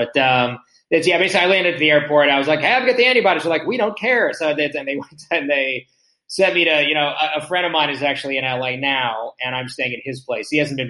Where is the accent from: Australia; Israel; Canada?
Israel; born there; So, I was born here. I was born in Israel.